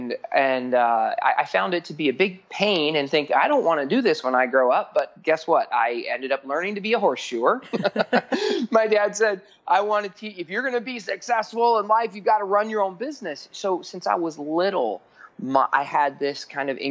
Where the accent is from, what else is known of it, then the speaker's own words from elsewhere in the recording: Phoenix, Arizona, United States; I grew up in Phoenix, Arizona